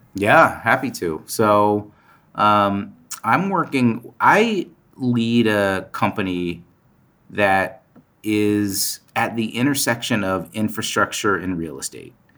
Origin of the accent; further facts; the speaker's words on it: Palo Alto, California, United States; So I grew up in Palo Alto. I grew up in the Bay Area.